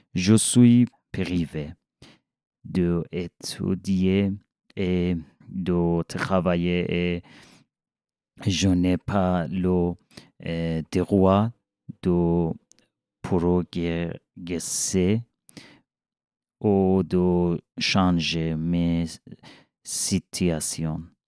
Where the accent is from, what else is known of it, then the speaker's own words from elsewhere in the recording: Iran; French is a second language; moved away as an adult; now in Switzerland; Je viens d'Iran